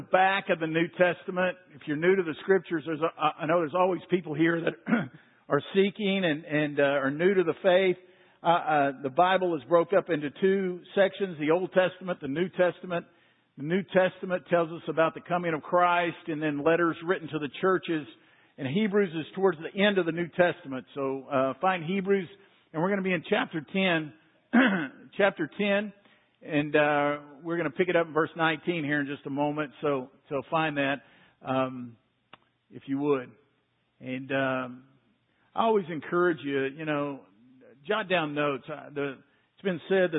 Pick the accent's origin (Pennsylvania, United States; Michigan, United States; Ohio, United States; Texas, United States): Texas, United States; Waco; I grew up in Waco, not too far from here